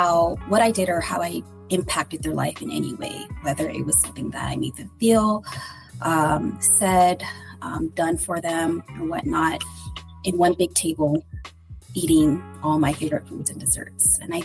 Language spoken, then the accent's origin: English; Philippines; now in United States; Well, I am Filipino.